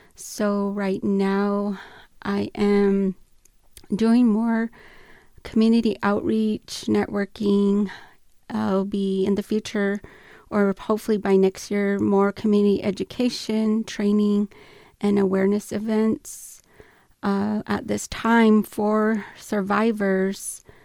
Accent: Chuichu, Tohono O'odham Nation, Arizona, United States; also born or lived in Gu Oidak; I grew up in Chulic

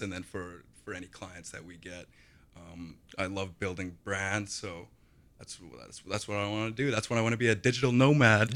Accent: Kelowna, British Columbia, Canada; I grew up in Kelowna

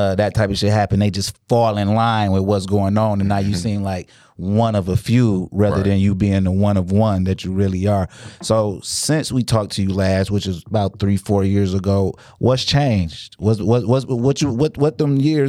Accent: United States; I'm a nigga from America

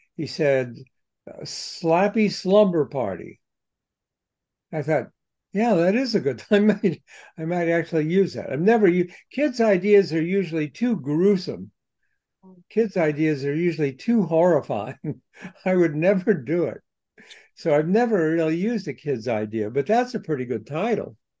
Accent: Columbus, Ohio, United States; I was in my hometown, Columbus, Ohio

